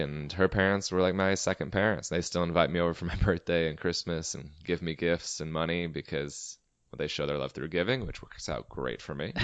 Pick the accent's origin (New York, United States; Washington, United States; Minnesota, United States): Washington, United States; Everett; Everett, my hometown